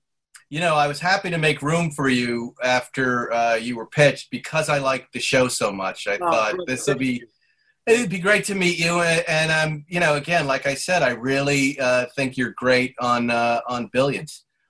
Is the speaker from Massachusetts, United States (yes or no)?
yes; Fall River, Massachusetts, United States; Hey, that's where I'm born. I was born there, yeah, at Union Hospital.